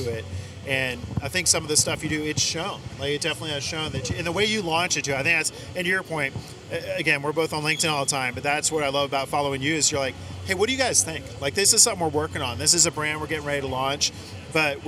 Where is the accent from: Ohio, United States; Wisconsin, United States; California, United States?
California, United States; Northern; I miss living in SoCal compared to growing up in NorCal